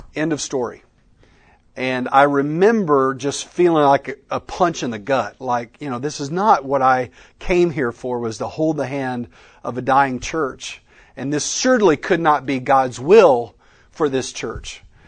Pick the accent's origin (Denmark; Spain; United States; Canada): United States; Texas; moved away as an adult; also born or lived in Oklahoma; now in Colleyville, United States; I'm a Texan by birth